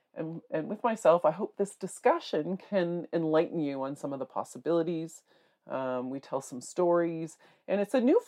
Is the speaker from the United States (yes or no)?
no; North Bay, Ontario, Canada; I'm from North Bay, Ontario